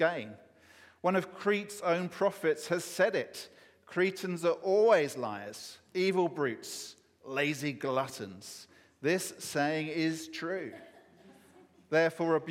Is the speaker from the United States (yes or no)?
no; England, United Kingdom; as an Englishman